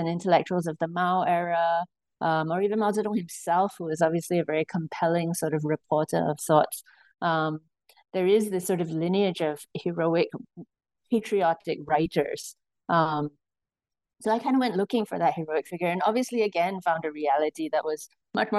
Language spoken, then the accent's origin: English; Singapore; I was born and raised in Singapore, and I think growing up in Singapore